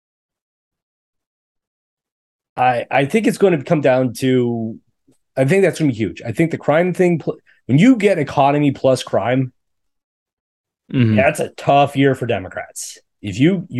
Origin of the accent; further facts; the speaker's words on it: Sandy, Utah, United States; now in Charlottesville, United States; my hometown was in Sandy